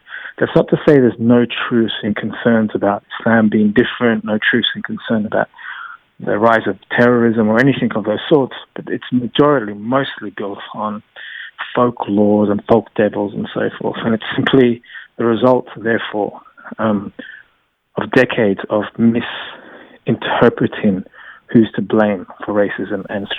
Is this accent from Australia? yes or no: yes; Australia; This begins to be more, as I say, psychologically stitched to my sense of identity as an Australian.